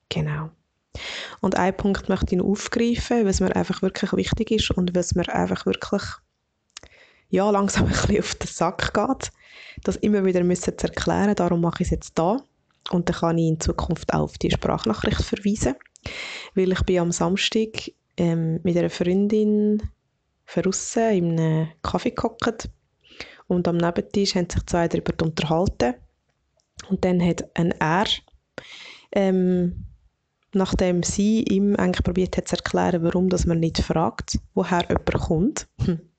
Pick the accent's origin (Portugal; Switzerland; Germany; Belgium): Switzerland; Obwalden; now in Lucerne, Switzerland; dann sage ich, ich wohne in Luzern und ich bin in Obwalden aufgewachsen.